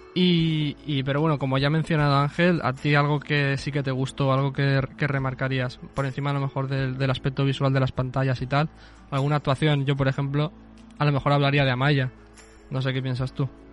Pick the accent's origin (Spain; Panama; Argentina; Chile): Spain; nosotros que somos españoles